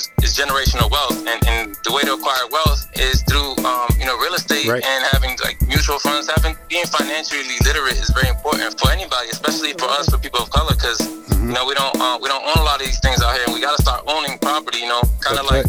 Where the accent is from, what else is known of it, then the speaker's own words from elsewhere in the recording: Boston, Massachusetts, United States; I grew up in Dorchester